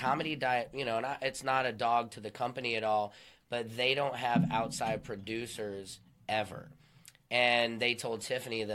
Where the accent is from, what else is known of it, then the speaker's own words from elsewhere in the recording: St. Louis, Missouri, United States; now in Los Angeles, United States; I'm from St. Louis